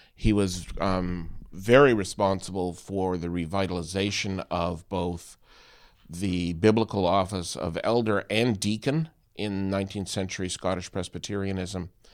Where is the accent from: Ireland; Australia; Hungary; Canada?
Canada; being a Canadian